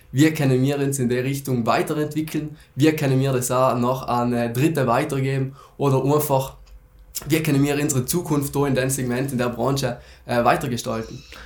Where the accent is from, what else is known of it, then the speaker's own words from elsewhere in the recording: South Tyrol, Trentino-Alto Adige, Italy; bei uns in Südtirol